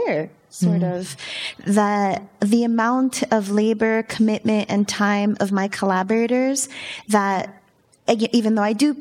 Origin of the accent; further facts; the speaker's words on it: Miami, Florida, United States; I'm from Miami